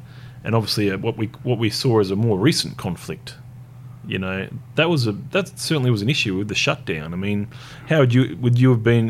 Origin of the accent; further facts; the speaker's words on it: Tasmania, Australia; moved away; So I was born in Tassie.